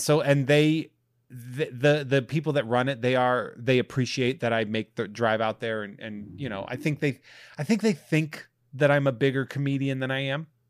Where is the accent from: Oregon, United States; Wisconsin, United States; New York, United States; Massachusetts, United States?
Massachusetts, United States; moved away; i'm going to my hometown to be with my family